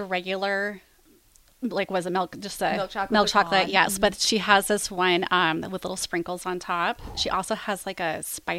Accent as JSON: {"language": "English", "town": "Lincoln", "region": "Nebraska", "country": "United States", "tie": "born or raised there", "said": "So I grew up in Lincoln. I went to Southeast High School, graduated in 2000."}